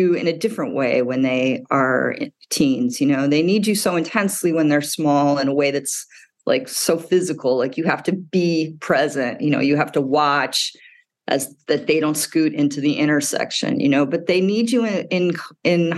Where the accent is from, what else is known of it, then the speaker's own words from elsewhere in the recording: Midwest, United States; moved away; I grew up in the Midwest